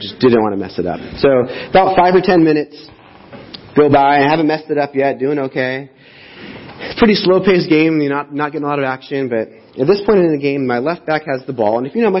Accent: Riverside, United States; Many years ago, I had moved off to college, born and raised in Riverside. I went off to college right out of high school.

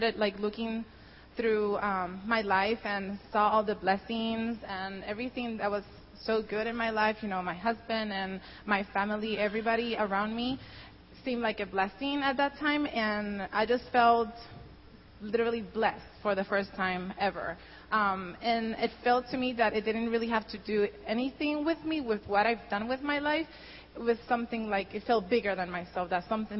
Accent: Puerto Rico; first language Spanish; English is a second language; moved away as an adult; now in United States; I was born and raised in Puerto Rico

